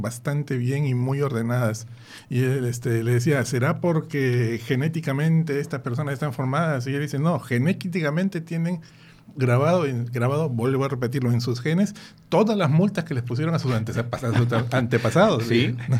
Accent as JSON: {"language": "Spanish", "country": "Peru", "moved": "yes", "said": "en mi tierra, en Perú"}